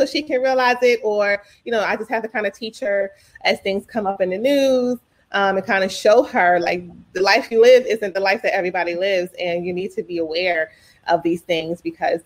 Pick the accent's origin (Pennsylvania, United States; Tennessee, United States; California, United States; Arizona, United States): Pennsylvania, United States; Philadelphia; also born or lived in Texas / Pittsburgh; I was born in Texas and then we moved to Philly when I was five. So all I can remember as a child is Philadelphia.